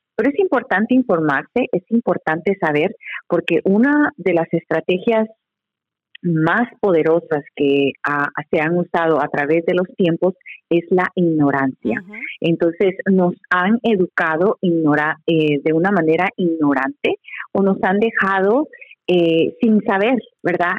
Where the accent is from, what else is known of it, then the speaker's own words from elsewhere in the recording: Guatemala; now in United States; yo soy guatemalteca